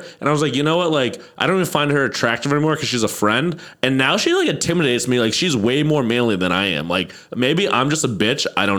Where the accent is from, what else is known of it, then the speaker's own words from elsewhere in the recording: Ireland; I'm Irish